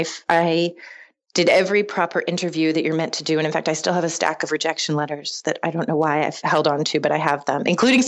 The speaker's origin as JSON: {"language": "English", "town": "Philadelphia", "region": "Pennsylvania", "country": "United States", "tie": "born or raised there", "also_born_or_lived": "Littleton, Colorado", "said": "I grew up half in Philadelphia and half in Littleton, Colorado."}